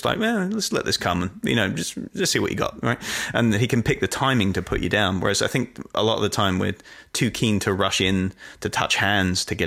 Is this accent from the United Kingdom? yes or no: yes; United Kingdom; accent: English; it comes with being British.